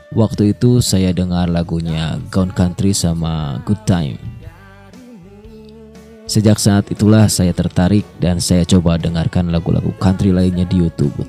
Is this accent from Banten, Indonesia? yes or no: no; Tasikmalaya, West Java, Indonesia; pendatang baru di musik country Indonesia. Saya berasal dari Tasikmalaya.